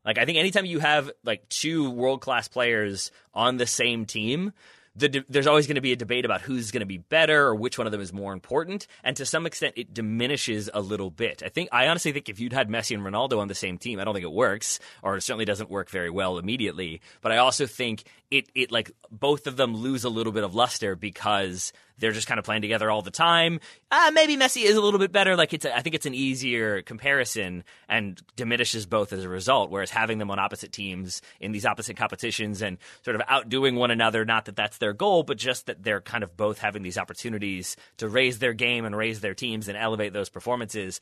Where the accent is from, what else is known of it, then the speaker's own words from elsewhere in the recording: United States; me as an American